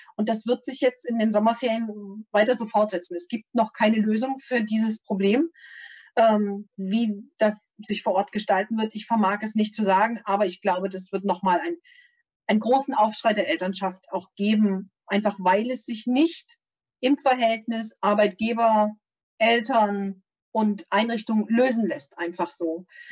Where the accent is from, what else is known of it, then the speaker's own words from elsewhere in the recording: Thuringia, Germany; Ich komme aus Thüringen